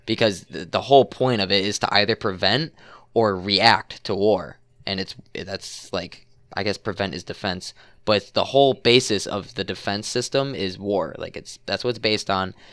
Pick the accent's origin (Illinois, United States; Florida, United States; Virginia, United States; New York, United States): Illinois, United States; Chicago suburbs; the suburbs